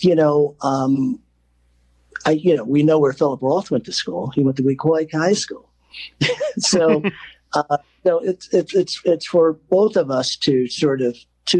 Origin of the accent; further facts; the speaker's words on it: Newark, New Jersey, United States; also born or lived in Essex County, New Jersey; I grew up in North Newark